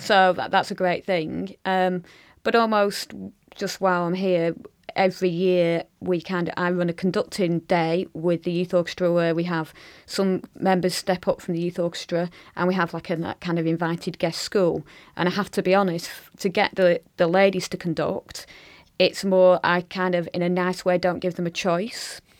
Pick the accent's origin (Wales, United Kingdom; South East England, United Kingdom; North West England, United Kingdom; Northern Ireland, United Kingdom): North West England, United Kingdom; Blackburn; my hometown of Blackburn